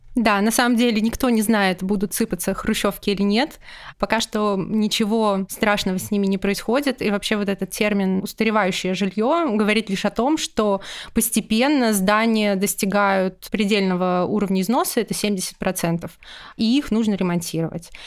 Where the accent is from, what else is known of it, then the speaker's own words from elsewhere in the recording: Ufa, Bashkortostan, Russia; в моем родном городе Уфа